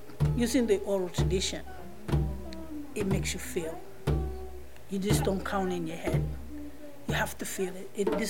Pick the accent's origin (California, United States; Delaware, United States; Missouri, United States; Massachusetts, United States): Massachusetts, United States; Boston; I grew up in Boston in the South End, and I started studying with Babatunde Olatunji. I was 10 years old